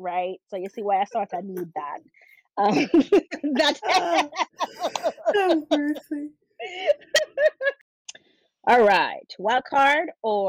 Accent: Jamaica; we're both Jamaican mothers

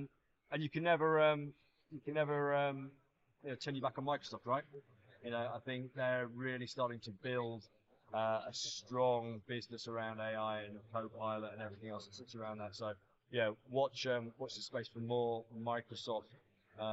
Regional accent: Nigeria; moved away; I grew up in Nigeria.

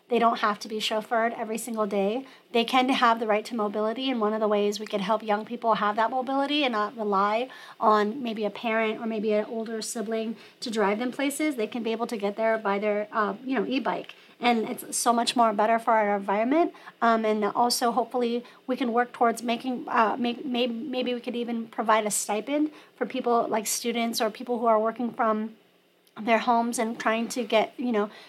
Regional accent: La Mesa, California, United States; my parents moved there when I was in the fifth grade, so I've seen La Mesa change

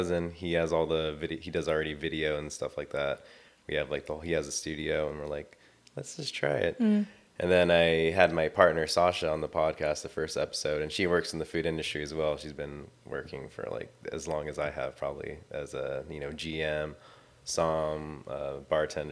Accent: Long Beach, California, United States; I'm from Long Beach, California. I've been living here my whole entire life.

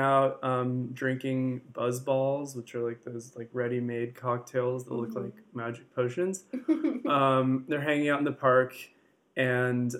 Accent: San Francisco, California, United States; growing up, I'm from San Francisco

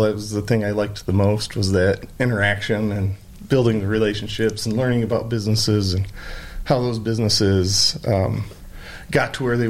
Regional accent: Bellevue, Michigan, United States; now in Ada, United States; born and raised in Michigan, you know, grew up in a small, sleepy Michigan town in Bellevue, where my dad was the pharmacist there in Bellevue

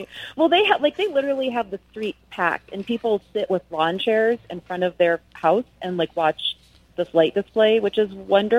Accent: Wisconsin, United States; now in El Paso, United States; So I grew up in Wisconsin, and it's frigid. So what I love about Texas is that over the holidays, it's perfect hiking weather.

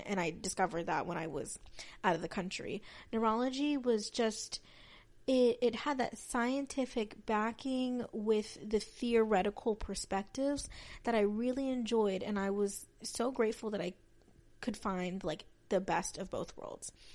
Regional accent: West Texas, United States; I was raised in Texas, um, mostly on, on the west side of Texas

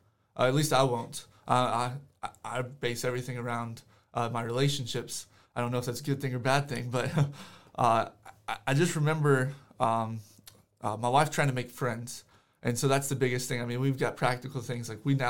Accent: South Africa; also born or lived in United States; I know I grew up in South Africa, but I could have easily chosen to make it a lot worse for me.

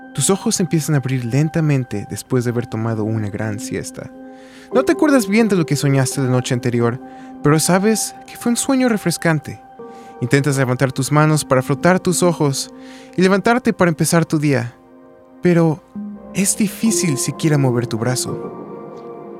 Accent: Mexico City, Mexico; Yo soy de la Ciudad de México

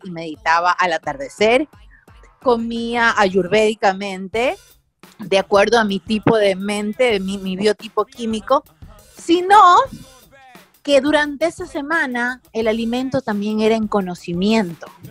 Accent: Guayaquil, Guayas, Ecuador; moved away as an adult; also born or lived in United States / Miami; soy guayaquileña

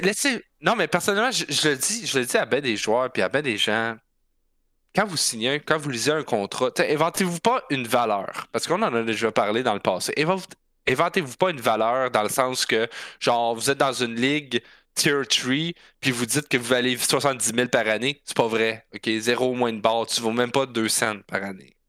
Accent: Quebec, Canada; on est Canadiens, qu'on est Québécois

